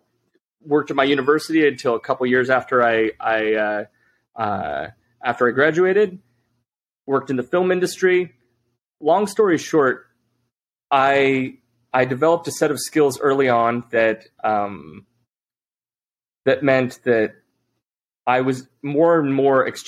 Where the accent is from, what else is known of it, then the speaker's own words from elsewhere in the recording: Utah, United States; I grew up in Utah